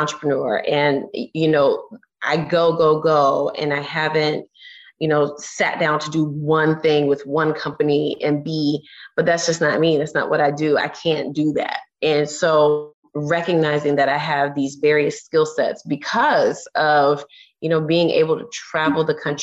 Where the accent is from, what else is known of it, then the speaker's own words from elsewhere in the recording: Orlando, Florida, United States; I'm from Orlando, Florida. I'm just a girl from Orlando